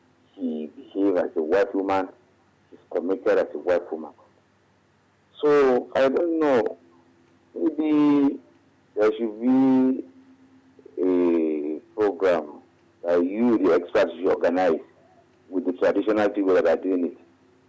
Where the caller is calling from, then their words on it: Alagbado, Lagos, Nigeria; I'm calling from Alagbadu.